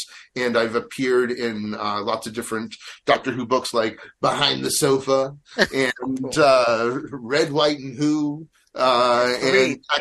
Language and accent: English; Natick, Massachusetts, United States; I grew up in a town called Natick, which is sort of a suburb of Boston